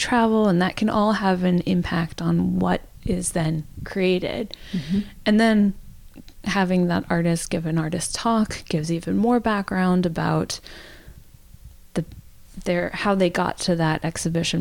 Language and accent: English; suburb of Washington, D.C., District of Columbia, United States; I grew up near Washington, D.C., in a suburb of Washington, D.C.